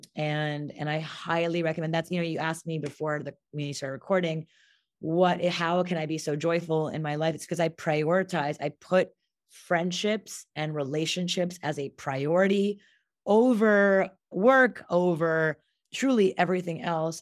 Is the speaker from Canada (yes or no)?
yes; Montreal, Quebec, Canada; moved away; I'm half Indian, half Japanese from Montreal, Canada